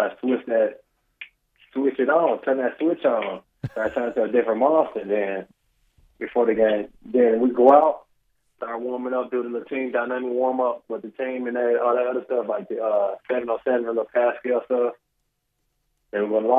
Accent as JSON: {"language": "English", "town": "Memphis", "region": "Tennessee", "country": "United States", "tie": "born or raised there", "also_born_or_lived": "Conway, Arkansas", "moved": "as an adult", "lives_now": "San Francisco, United States", "said": "I grew up in Memphis, Tennessee."}